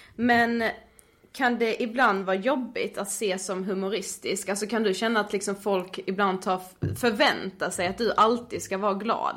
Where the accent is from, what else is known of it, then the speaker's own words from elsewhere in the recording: Karlshamn, Blekinge, Sweden; i Karlshamn där vi kommer ifrån